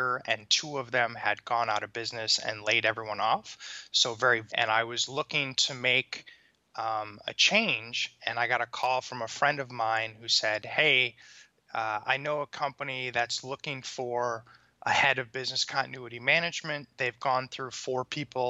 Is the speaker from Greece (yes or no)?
no; Detroit, Michigan, United States; moved away as an adult; now in Tampa, United States; I was born in the suburbs of Detroit, Michigan. Spent most of my youth there